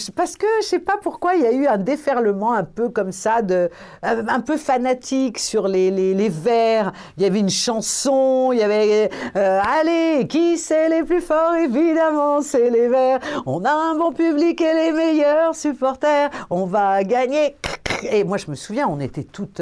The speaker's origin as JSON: {"language": "French", "town": "Lyon", "region": "Auvergne-Rhône-Alpes", "country": "France", "said": "moi je suis de Lyon"}